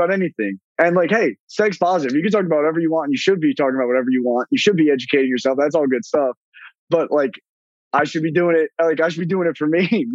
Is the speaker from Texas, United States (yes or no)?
no; Northern New Jersey, United States; being from Northern New Jersey